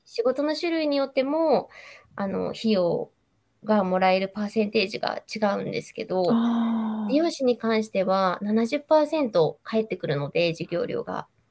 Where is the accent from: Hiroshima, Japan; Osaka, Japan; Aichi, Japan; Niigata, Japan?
Aichi, Japan; Nagoya; accent: Nagoya dialect; 名古屋弁がちょこちょこ出るかもしれな